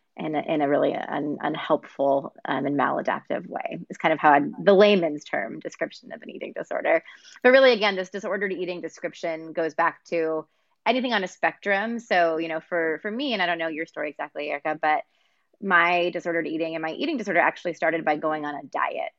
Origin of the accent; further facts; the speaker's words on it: Texas, United States; also born or lived in Pennsylvania; I moved from Pennsylvania to Texas against my will as an eight year old